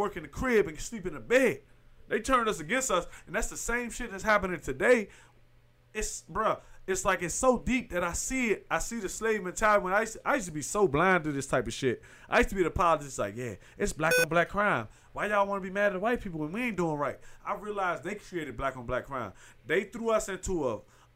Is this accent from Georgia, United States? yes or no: no; Clinton, Maryland, United States; I came from Clinton, Maryland